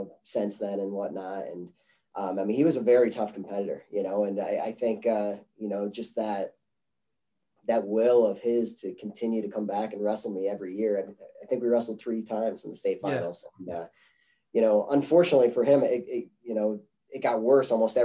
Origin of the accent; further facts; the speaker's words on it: Chenango Forks, New York, United States; moved away as an adult; now in Greeley, United States; I grew up in Chenango Forks